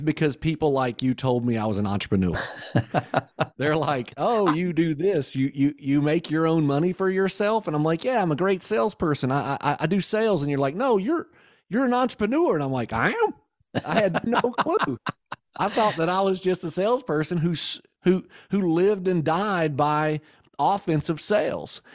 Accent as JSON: {"language": "English", "region": "Kentucky", "country": "United States", "said": "I'm from Kentucky"}